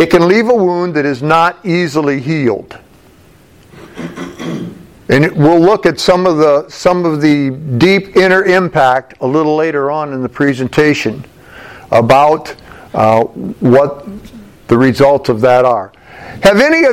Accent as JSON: {"language": "English", "town": "Findlay", "region": "Ohio", "country": "United States", "said": "I'm from Findlay, Ohio"}